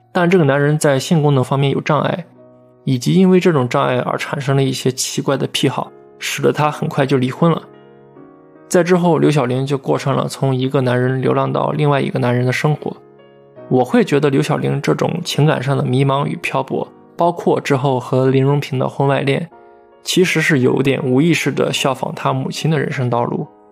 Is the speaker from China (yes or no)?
yes; China; 我们大陆这边最近几十年其实状况也差不多